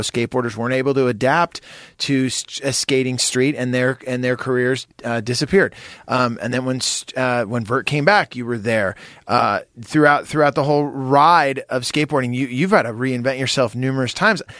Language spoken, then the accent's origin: English; San Jose, California, United States; you and I grew up together in San Jose